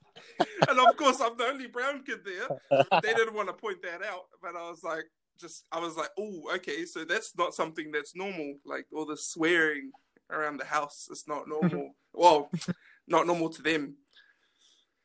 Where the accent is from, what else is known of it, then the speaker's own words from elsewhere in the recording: New Zealand; I grew up in Greyland.